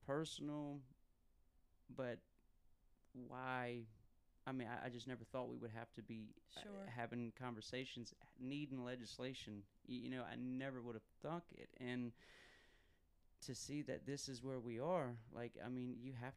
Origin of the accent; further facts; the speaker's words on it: Fairfield, South Carolina, United States; District 41, that's where I live, you know, so I'm from Fairfield